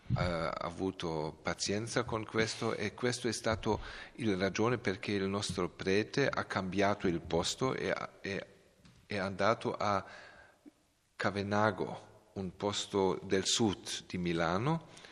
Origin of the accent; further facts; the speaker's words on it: Belgrade, Serbia; Italian is a second language; moved away; io sono di Belgrado, della, della eh, grande città di, eh, di, della Serbia